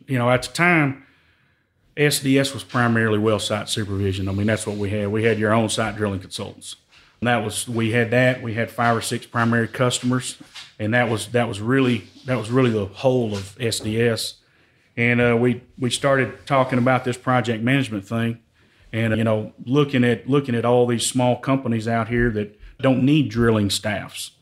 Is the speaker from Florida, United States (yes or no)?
no; Joaquin, Texas, United States; I'm originally from East Texas, a little small town called Joaquin